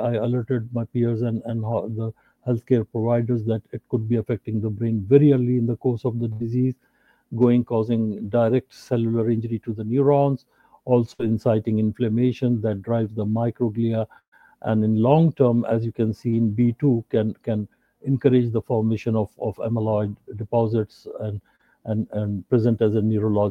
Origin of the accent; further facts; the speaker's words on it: Karachi, Sindh, Pakistan; I'm from Pakistan, Karachi, Pakistan